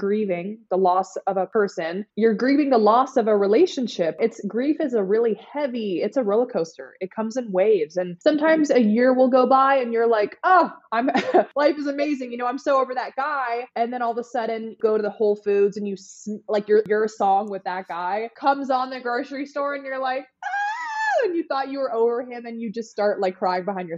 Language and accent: English; the Bay Area, California, United States; moved away as an adult; also born or lived in Los Angeles, California / Nashville, Tennessee; now in Miami Beach, United States; I'm from California, the Bay Area, and I lived in LA and then I did LA to Nashville, Nashville to Miami